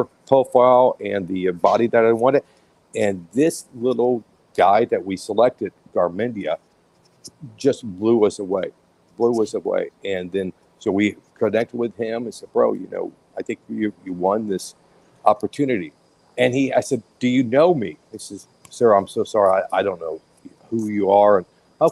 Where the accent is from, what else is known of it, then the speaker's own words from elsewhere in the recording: Tampa, Florida, United States; I was born and raised in West Tampa